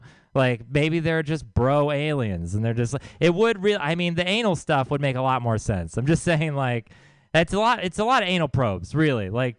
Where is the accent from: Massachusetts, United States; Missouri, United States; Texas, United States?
Texas, United States; I'm from Texas, and lately when I tell people that, they've been saying, oh, I'm sorry.